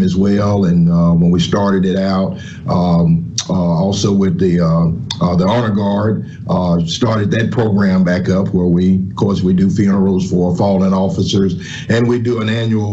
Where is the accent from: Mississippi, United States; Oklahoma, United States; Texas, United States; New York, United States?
Mississippi, United States; Mississippi Delta, United States; Born and raised in the Mississippi Delta